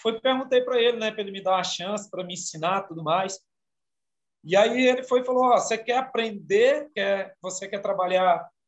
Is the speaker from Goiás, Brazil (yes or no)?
yes; Goiânia, Goiás, Brazil; also born or lived in Imperatriz, Maranhão; Eu sou de naturalidade do Maranhão, sou maranhense, nasci em Imperatriz do Maranhão. Vim para cá, para Goiânia, muito novo, minha mãe.